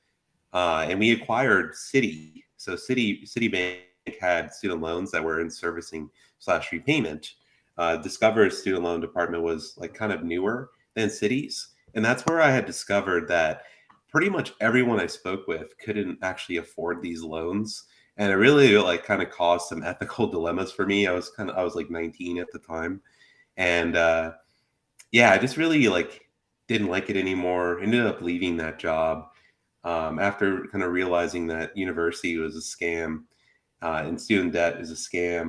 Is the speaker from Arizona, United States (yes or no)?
yes; Phoenix, Arizona, United States; I grew up, for those that are like in Phoenix, I grew up in the Garfield Historic District.